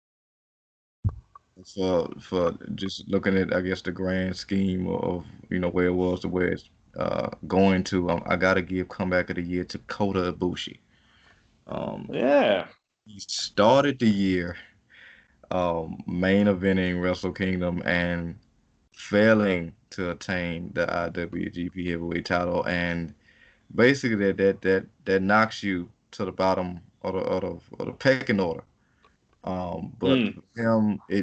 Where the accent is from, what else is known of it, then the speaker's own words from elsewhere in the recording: United States; as an American